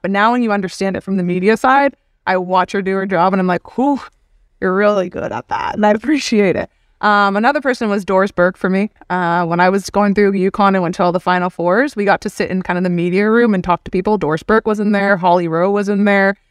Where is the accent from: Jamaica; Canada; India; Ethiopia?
Canada; Hamilton, Ontario; as a kid growing up in Canada